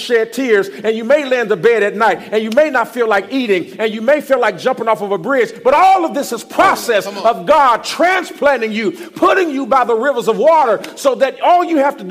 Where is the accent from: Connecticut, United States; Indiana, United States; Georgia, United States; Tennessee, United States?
Indiana, United States; East Chicago; moved away as an adult; also born or lived in Gary, Indiana / Fort Wayne, Indiana; now in Houston, United States; I am from Gary, Indiana. Born in Gary, Indiana. I grew up in East Chicago, Indiana